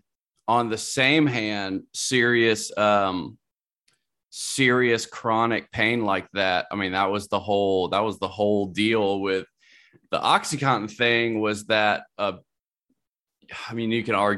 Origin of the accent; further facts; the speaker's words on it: Columbia, South Carolina, United States; Like, that was in my hometown, Columbia, South Carolina.